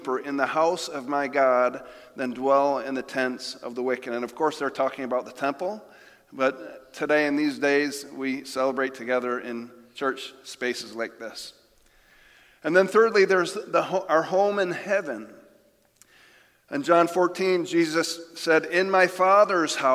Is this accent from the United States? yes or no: yes; Jamestown, New York, United States; moved away; my hometown of Jamestown, New York